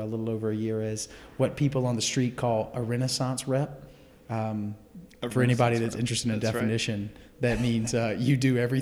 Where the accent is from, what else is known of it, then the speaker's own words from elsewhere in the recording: Gaffney, South Carolina, United States; moved away as an adult; Born and raised in Gaffney, South Carolina.